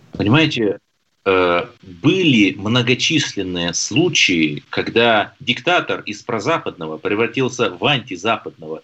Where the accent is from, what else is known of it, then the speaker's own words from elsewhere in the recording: Lyubertsy, Moscow Oblast, Russia; Я же из Люберца